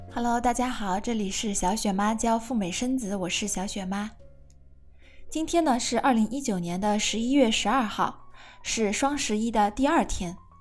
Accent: China; 我们中国人

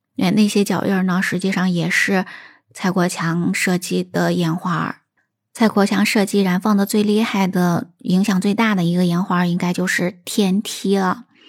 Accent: China; also born or lived in Shaanxi; 过年放炮对我们中国人来讲是非常重要的一项传统的习俗

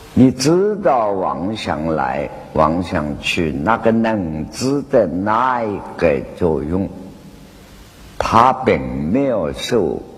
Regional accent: China; 我们中国人

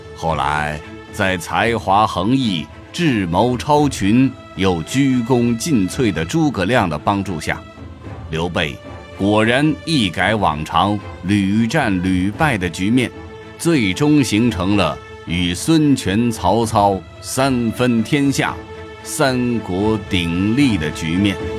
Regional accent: China; 对我们中国人影响最深的

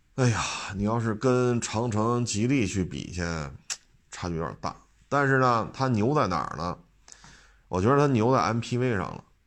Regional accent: Beijing, China; 我生在北京，长在北京

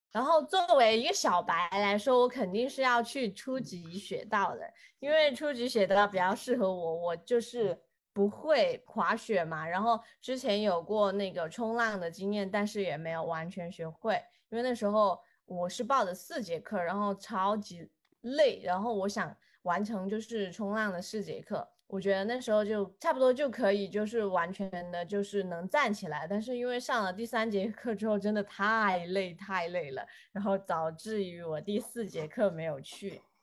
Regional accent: southern China, China; also born or lived in Chengdu / Chongqing; 作为一个南方人，虽然看过雪

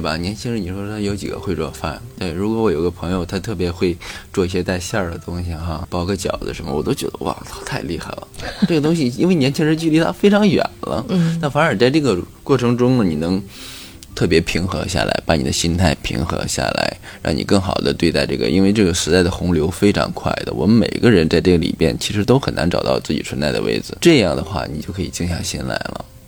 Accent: Dalian, Liaoning, China; 其实我作为大连来讲，我们南三那么多的建筑

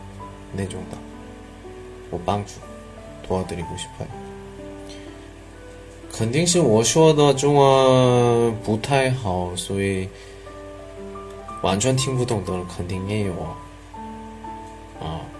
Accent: China; 一般教韩国语的老师们很多，我中国人，我语法讲语法的能力非常好

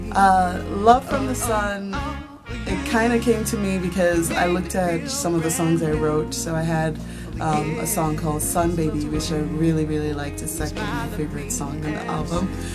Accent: Nigeria; moved away; I'm originally from Nigeria

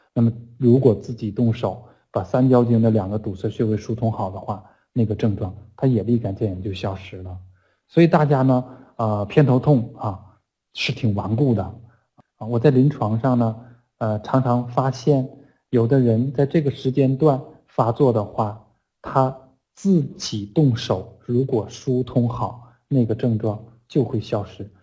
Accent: China; 我们中国人

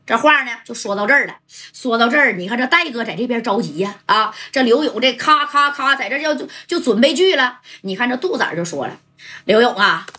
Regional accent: Northeast China, China; accent: Northeastern Mandarin; 俺们东北话来说，纯铁哥们啊。

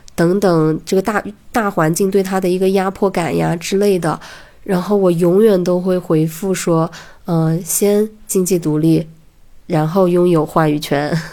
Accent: a county town in Hunan, China; moved away as an adult; also born or lived in Beijing; 我是在大学之前一直生活在湖南的一个县城里面

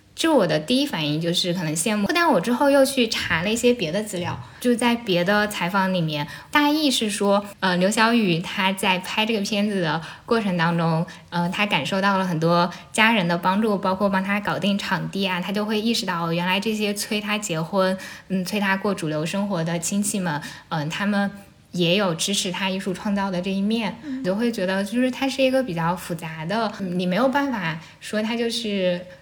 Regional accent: Shucheng, Anhui, China; first language Shucheng dialect (Jianghuai Mandarin); Chinese is a second language; moved away as an adult; now in Beijing, China; 我家是安徽陆安、苏城，然后苏城这个地方呢，就是离合肥很近，可能车程也就一个多小时，这两地的方言是非常接近的

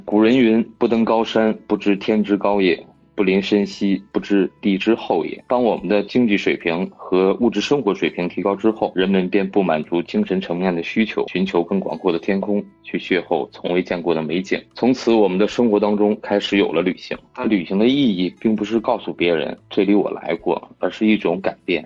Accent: northern China, China; moved away as an adult; now in New Zealand; 因为我是北方人嘛

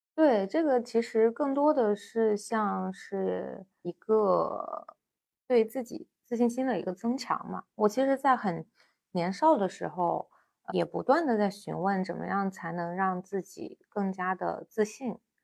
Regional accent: China; 我们中国人

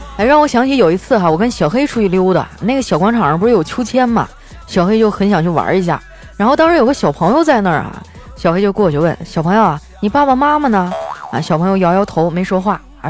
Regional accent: Northeast China, China; 身为一个东北人

